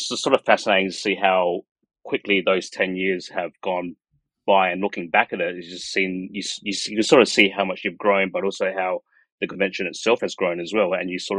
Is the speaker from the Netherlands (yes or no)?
no; Adelaide, South Australia, Australia; I'm from Adelaide